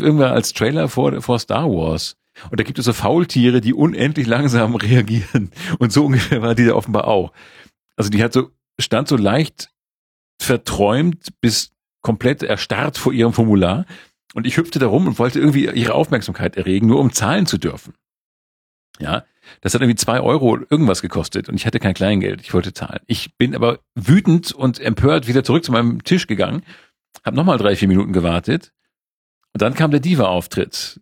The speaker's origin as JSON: {"language": "German", "town": "Sierksdorf", "region": "Schleswig-Holstein", "country": "Germany", "tie": "born or raised there", "said": "im Hansa Park in Sirksdorf gesehen, meine Heimat"}